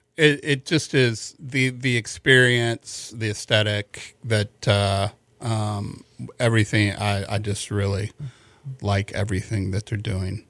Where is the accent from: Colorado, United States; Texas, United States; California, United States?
Texas, United States; Houston; I'm from Houston